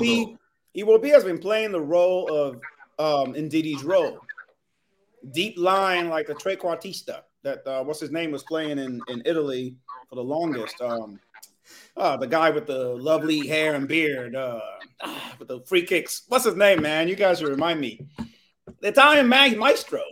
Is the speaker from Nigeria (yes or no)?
yes; Nigeria; also born or lived in California; I'm Nigerian